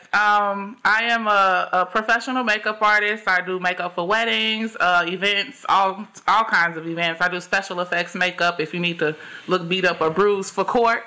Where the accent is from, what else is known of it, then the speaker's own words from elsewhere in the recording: Chicago, Illinois, United States; I am from Chicago, born and raised